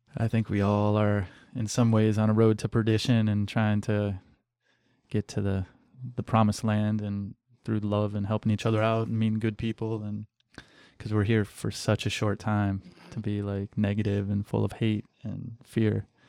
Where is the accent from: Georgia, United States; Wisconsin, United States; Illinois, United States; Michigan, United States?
Michigan, United States; Western; moved away as an adult; also born or lived in Cleveland, Ohio / Orange County, California; I grew up in Western Michigan, but I, I was born in Cleveland and lived in Orange County, L A for a little while and then moved to Western Michigan, small town